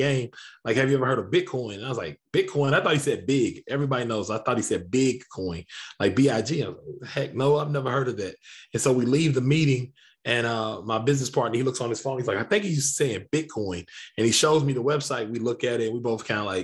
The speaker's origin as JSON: {"language": "English", "town": "Lexington", "region": "Kentucky", "country": "United States", "tie": "born or raised there", "said": "I grew up on the northwest side of a town called Lexington, Kentucky"}